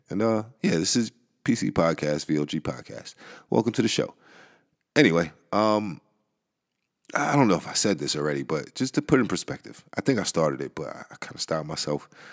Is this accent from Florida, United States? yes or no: no; New York, United States; I am from New York